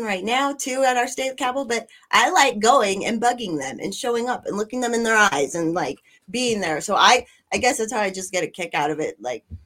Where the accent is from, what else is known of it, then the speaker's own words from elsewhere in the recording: Colorado, United States; I grew up in Colorado